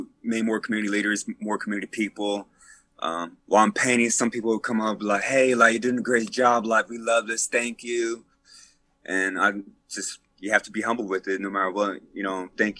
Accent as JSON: {"language": "English", "town": "Fort Worth", "region": "Texas", "country": "United States", "tie": "born or raised there", "said": "I would say Southside for sure."}